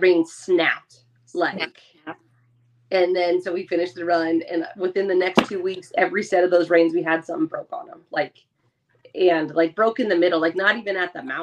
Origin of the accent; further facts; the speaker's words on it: West Coast, United States; I grew up on the West Coast where you listen to a lot of stuff